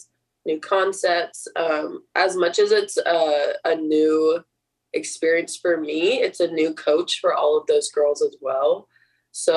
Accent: Washington, United States; moved away; it's like in my home state. It's really close to home

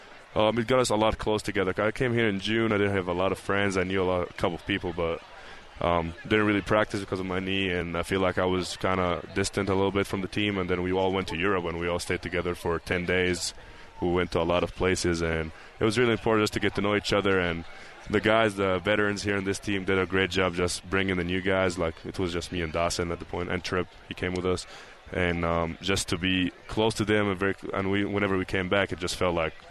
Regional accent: Egypt; also born or lived in North Carolina; now in Provo, United States; I'm from Egypt

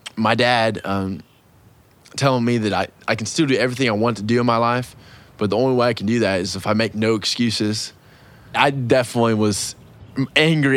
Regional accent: Owasso, Oklahoma, United States; moved away as an adult; now in Fayetteville, United States; I grew up in Owosso, Oklahoma, which is just north of Tulsa.

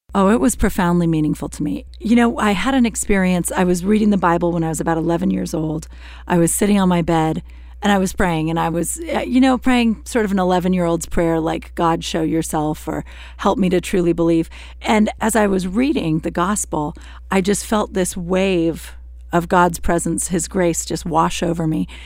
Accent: United States; I'm an American. I grew up here

